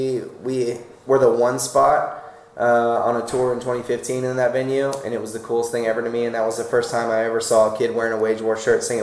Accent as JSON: {"language": "English", "region": "Florida", "country": "United States", "tie": "born or raised there", "said": "growing up, we're all from Florida"}